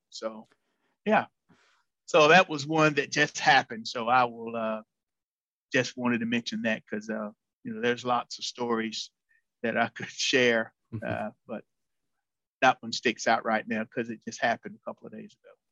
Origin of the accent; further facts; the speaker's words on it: North Carolina, United States; moved away as an adult; now in Illinois, United States; an extension position came available near my hometown next door